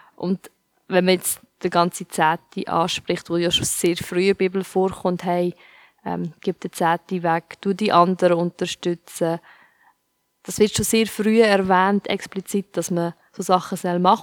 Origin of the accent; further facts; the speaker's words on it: Switzerland; ich bin in der Schweiz aufgewachsen